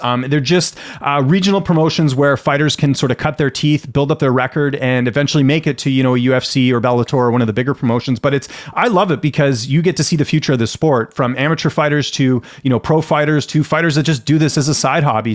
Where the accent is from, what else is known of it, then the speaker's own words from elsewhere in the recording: Canada; I grew up in Canada.